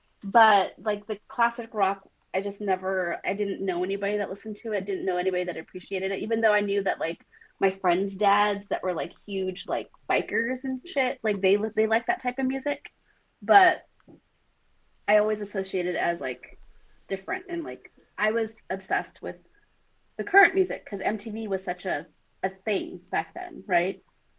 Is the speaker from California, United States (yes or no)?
yes; Modesto, California, United States; I grew up in Modesto